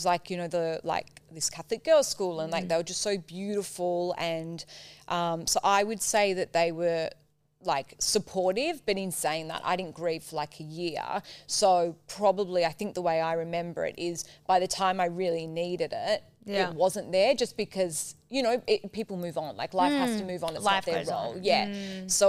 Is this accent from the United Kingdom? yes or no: yes; Cheltenham, South West England, United Kingdom; born or raised there